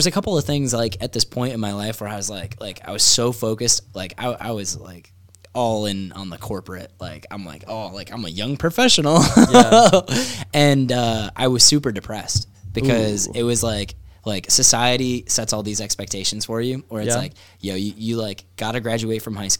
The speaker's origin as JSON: {"language": "English", "region": "New York", "country": "United States", "said": "I'm from New York too."}